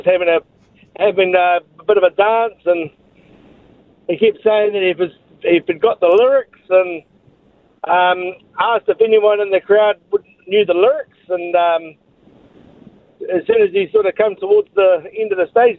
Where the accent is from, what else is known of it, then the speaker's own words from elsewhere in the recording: Palmerston North, Manawatū-Whanganui, New Zealand; we're from Palmerston North.